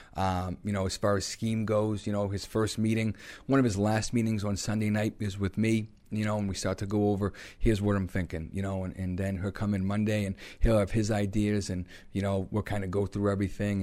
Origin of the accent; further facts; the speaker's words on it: Massachusetts, United States; Growing up in Massachusetts